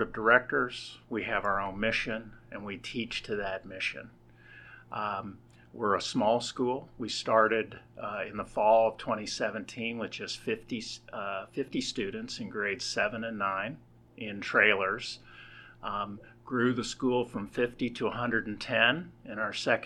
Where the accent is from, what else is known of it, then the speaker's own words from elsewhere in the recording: Kansas City, United States; also born or lived in New Jersey; now in Bentonville, United States; I grew up in Kansas City.